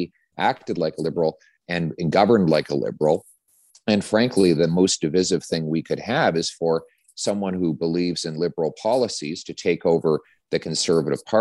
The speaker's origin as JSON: {"language": "English", "area": "the West", "region": "Western Canada", "country": "Canada", "moved": "yes", "lives_now": "Ottawa, Canada", "said": "I'm from the West"}